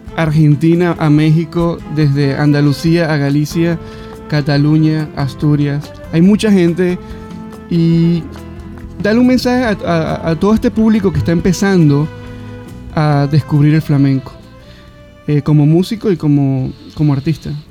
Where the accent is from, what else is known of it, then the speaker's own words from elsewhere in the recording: Venezuela; yo, soy de Venezuela